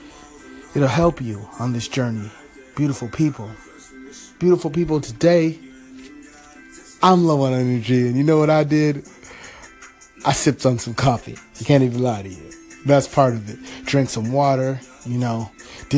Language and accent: English; Los Angeles, California, United States; Los Angeles, California, my hometown